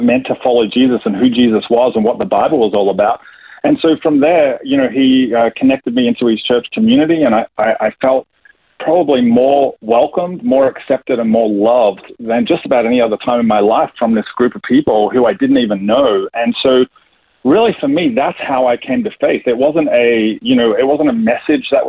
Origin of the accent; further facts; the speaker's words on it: Melbourne, Victoria, Australia; accent: Australian; moved away as an adult; also born or lived in New Jersey, United States / Atlanta, United States; I was born in Melbourne, Australia, in the western suburbs of Melbourne